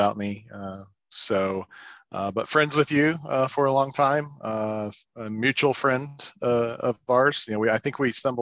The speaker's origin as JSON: {"language": "English", "region": "Oklahoma", "country": "United States", "tie": "born or raised there", "said": "Growing up in Oklahoma in the middle of the Bible Belt"}